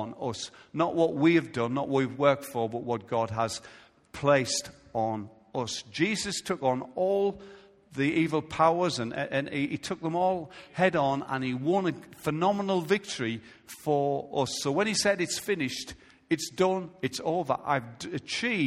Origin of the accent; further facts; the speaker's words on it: United Kingdom; I'm a British citizen